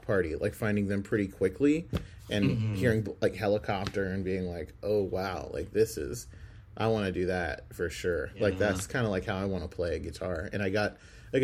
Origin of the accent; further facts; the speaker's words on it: Oklahoma, United States; I grew up on Garth Brooks Boulevard